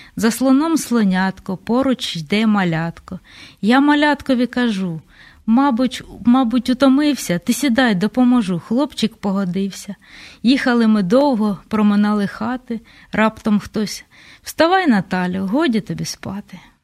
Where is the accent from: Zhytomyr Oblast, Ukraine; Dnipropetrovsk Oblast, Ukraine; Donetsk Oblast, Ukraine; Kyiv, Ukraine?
Dnipropetrovsk Oblast, Ukraine; Kryvyi Rih; А я ж з Кривого Рогу